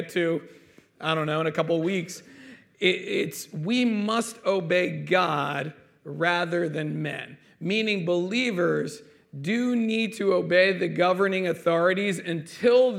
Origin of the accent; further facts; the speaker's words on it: United States; as American citizens